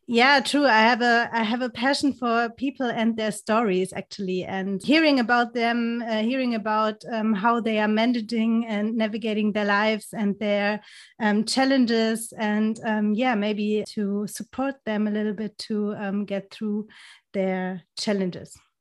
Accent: Germany; English is a second language; also born or lived in near Frankfurt am Main; I'm from Germany. I'm living, um, next to Frankfurt am Main

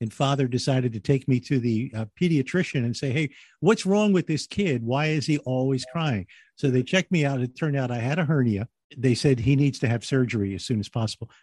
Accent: Philadelphia, Pennsylvania, United States; I was born in Philly.

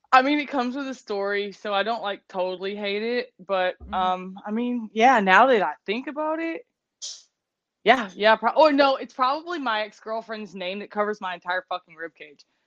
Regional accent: the South, United States; growing up in the South

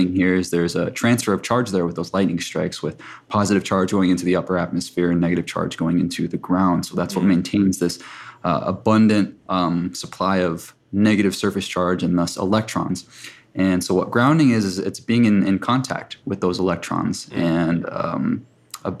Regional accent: South Dakota, United States; I come from a tribe in South Dakota, and I spent most of my childhood on the reservation

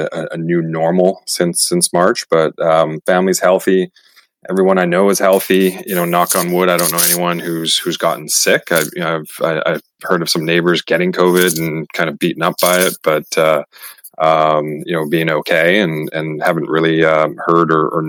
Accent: Surrey, British Columbia, Canada; I grew up in Vancouver, a suburb of Vancouver called Surrey

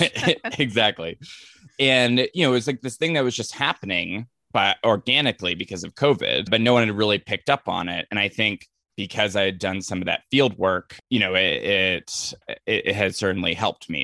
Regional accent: Ventura County, Southern California, United States; I grew up in Southern California, just like the, you know, the suburbs of L A, like Ventura County area

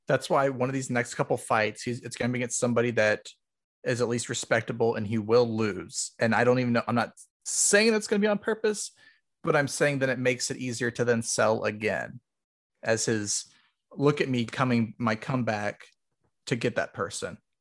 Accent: Ohio, United States; moved away as an adult; now in Connecticut, United States; I'm from Ohio

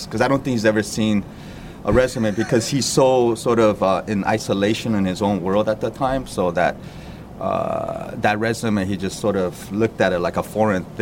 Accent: Los Angeles, California, United States; now in New York City, United States; I'm from Los Angeles

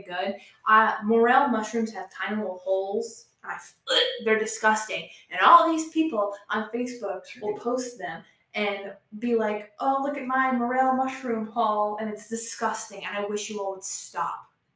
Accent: Buckhannon, West Virginia, United States; accent: Appalachian; my hometown of Buckhannon.

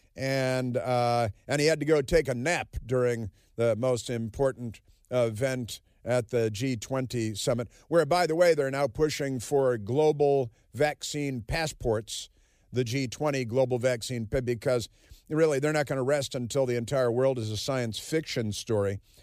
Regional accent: Chicago, Illinois, United States; moved away; I come from Chicago

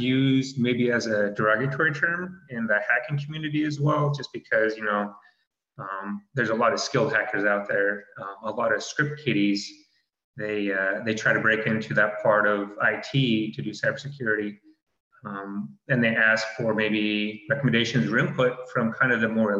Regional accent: Utah, United States; moved away; I'm originally from Utah, born and raised

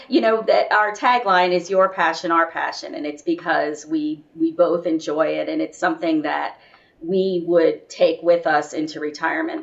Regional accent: Florida, United States; also born or lived in Miami / St. Petersburg, Florida; I'm a Florida girl, born and raised

